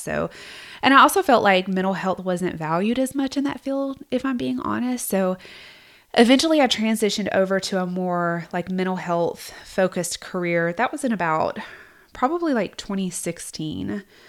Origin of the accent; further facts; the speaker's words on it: South Georgia, United States; I grew up in South Georgia, in case you can't tell